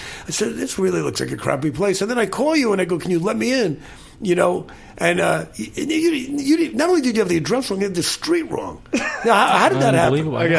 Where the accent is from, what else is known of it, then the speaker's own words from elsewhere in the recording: New York, United States; now in Los Angeles, United States; You know, I grew up in New York.